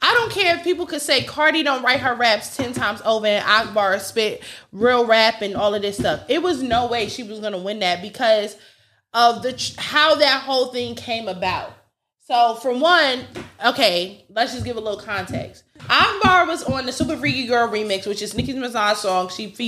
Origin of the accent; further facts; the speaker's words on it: Texas, United States; Bitch, I'm from Texas. Like, that's what I'm going to sound like.